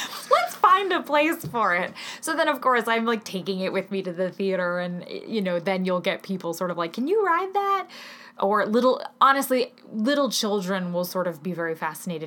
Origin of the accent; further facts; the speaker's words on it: Seattle, Washington, United States; moved away; also born or lived in New York; I grew up in Seattle